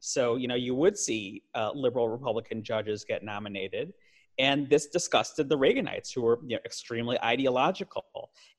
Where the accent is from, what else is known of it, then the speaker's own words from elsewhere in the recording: Chicago, Illinois, United States; Chicago, my hometown